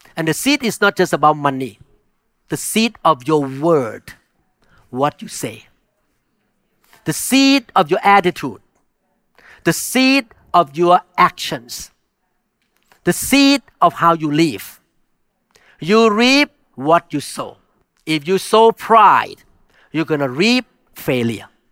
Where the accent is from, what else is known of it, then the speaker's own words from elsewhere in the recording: Thailand; moved away; I grew up in Thailand where you can talk to the spirit